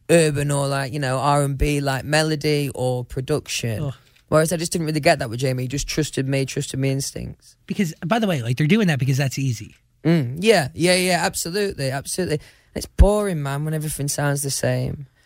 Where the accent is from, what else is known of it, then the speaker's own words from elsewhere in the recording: United Kingdom; I'm quite British, right?